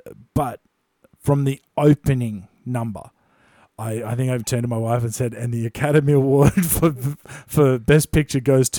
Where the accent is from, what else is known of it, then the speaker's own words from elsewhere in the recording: Australia; growing up in Australia